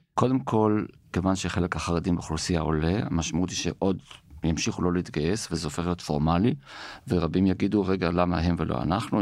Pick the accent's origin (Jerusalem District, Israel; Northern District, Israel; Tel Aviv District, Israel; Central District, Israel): Jerusalem District, Israel; Jerusalem; אנחנו ירושלמים